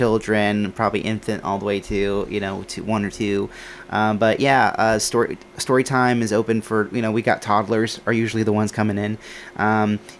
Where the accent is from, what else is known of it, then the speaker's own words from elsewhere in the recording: Murfreesboro, Tennessee, United States; I grew up in Murfreesboro, and so Linebaugh was the library I always went